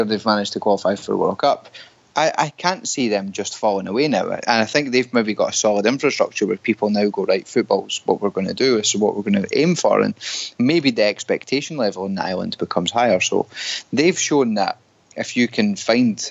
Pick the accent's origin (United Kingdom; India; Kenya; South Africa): United Kingdom; Scotland; now in Canada; us being Scottish